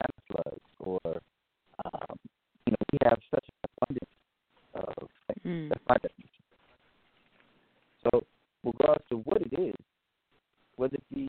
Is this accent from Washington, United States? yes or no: no; Richmond, California, United States; also born or lived in Oakland; I grew up born in Oakland, raised in Richmond, came back to Oakland, left the country for a while, and came back out to the Bay